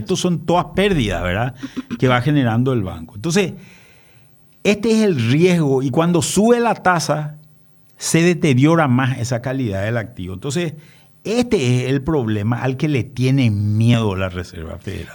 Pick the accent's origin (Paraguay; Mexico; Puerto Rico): Paraguay; nosotros como paraguayo